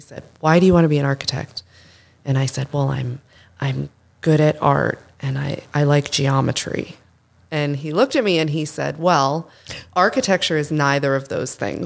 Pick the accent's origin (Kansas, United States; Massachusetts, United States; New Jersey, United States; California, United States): Massachusetts, United States; Boston; I'm from Boston